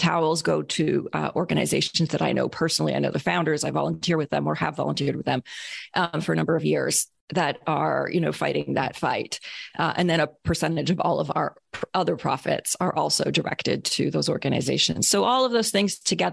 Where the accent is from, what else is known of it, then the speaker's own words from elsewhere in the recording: Canada; I'm Canadian